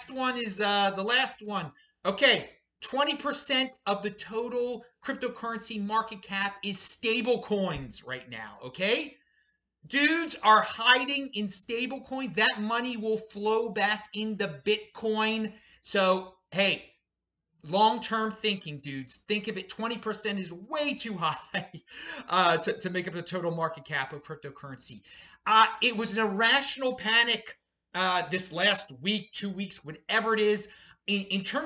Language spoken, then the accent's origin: English; Baltimore, Maryland, United States; now in Boise, United States; I'm in Boise, the city of the 2020s. I'm originally from Baltimore, the city of the 1820s